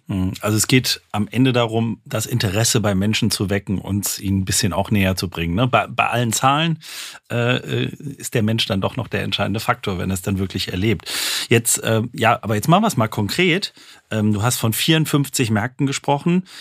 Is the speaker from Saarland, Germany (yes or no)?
yes; Saarland, Germany; komme ich aus dem Saarland